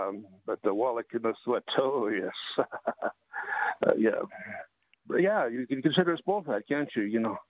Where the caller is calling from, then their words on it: Utah, United States; I'm calling from Utah. Yeah, Dinosaur Land.